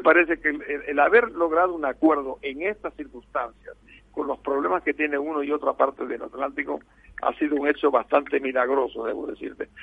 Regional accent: Uruguay; also born or lived in Asturias, Spain; nací en Asturias y soy uruguayo

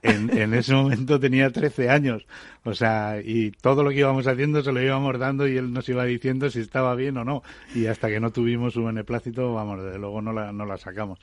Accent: Fuentidueña de Tajo, Community of Madrid, Spain; moved away; todos los que somos de Fuentidueña

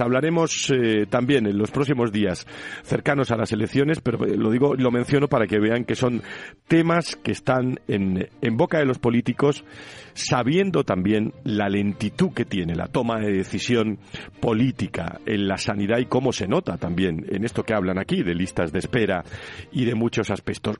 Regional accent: Seville, Andalusia, Spain; also born or lived in Córdoba; nos criamos en, en Sevilla

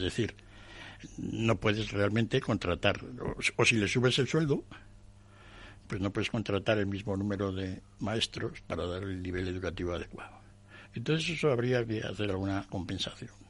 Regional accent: Madrid, Community of Madrid, Spain; podríamos los, españoles, los madrileños

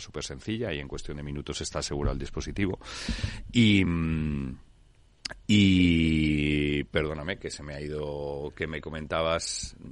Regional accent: Spain; donde todos los socios y, directivos de la compañía eh, somos, somos españoles

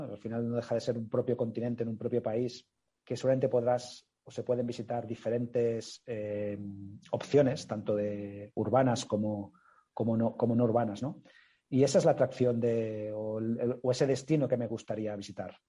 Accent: Mallorca, Balearic Islands, Spain; yo soy de origen, mi familia, yo mismo somos originarios de Mallorca

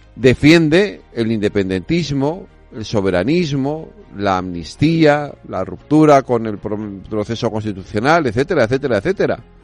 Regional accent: Galicia, Spain; yo soy gallego

